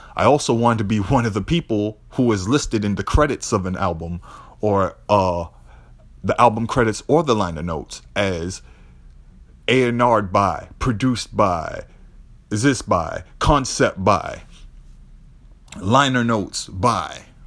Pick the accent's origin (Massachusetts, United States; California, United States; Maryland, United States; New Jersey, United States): Massachusetts, United States; Boston; also born or lived in New York; Growing up in Boston